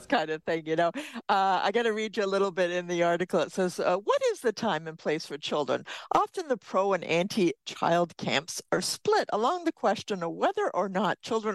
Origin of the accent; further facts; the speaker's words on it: United Kingdom; now in Canada; we're British